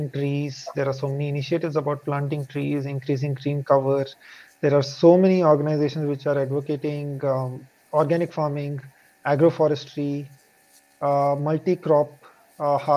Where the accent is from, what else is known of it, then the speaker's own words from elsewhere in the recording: India; I am from India